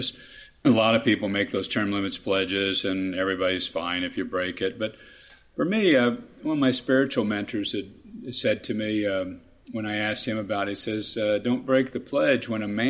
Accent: Kansas, United States; I was delighted to be able to serve my home state, my home people as governor

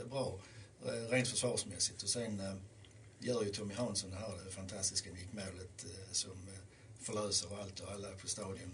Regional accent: Lund, Skåne, Sweden; jag kommer ju från Lund som jag sa

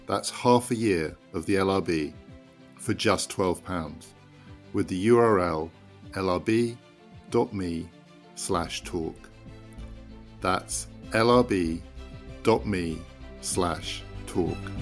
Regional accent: United Kingdom; as a British citizen

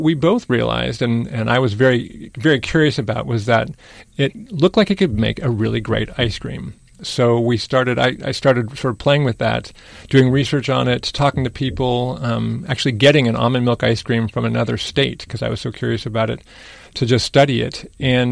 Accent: Berkeley, California, United States; Andrew and I were both born and raised, we're brothers, and we're born and raised in Berkeley. Went through the Berkeley school systems

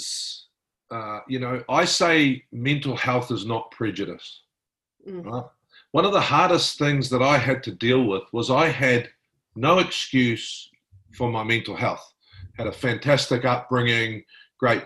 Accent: New Zealand; I'm from New Zealand

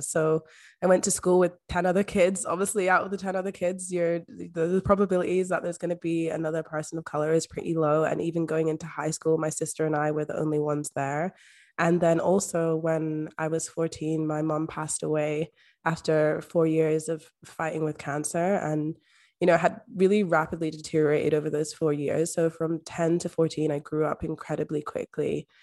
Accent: Scotland, United Kingdom; also born or lived in London; it was at that point later on that I moved to Scotland with my adoptive parent

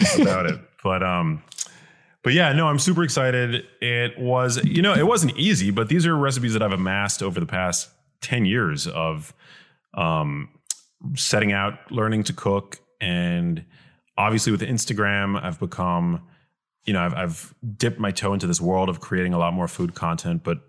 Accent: New York City, New York, United States; growing up in New York City

